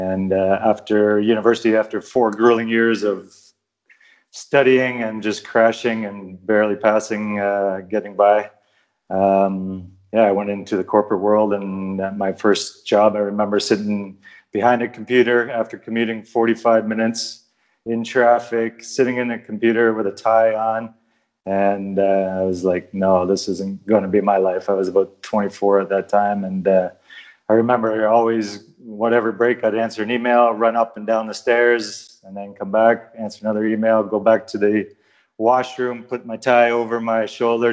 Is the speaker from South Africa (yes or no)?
no; Canada; I grew up playing in Canada, playing ice hockey, baseball, basketball, volleyball